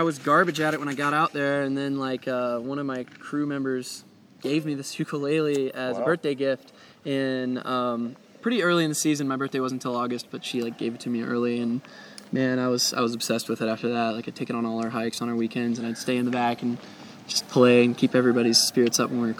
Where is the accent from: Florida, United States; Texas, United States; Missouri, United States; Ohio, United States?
Florida, United States; Yeah, it went right up through Florida and then got to my hometown where it's like, it's Tallahassee and Jacksonville